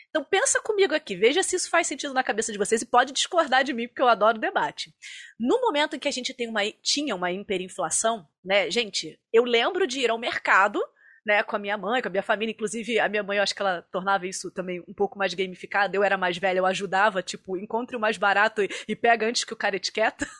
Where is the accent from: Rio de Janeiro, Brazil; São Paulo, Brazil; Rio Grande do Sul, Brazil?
Rio de Janeiro, Brazil; now in Curitiba, Brazil; Eu sou carioca